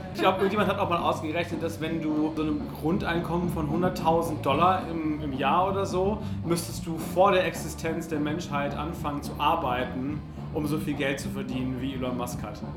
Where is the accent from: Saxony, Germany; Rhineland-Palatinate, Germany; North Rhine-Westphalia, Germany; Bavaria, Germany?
North Rhine-Westphalia, Germany; Essen; also born or lived in Cologne; in Essen, wo ich geboren bin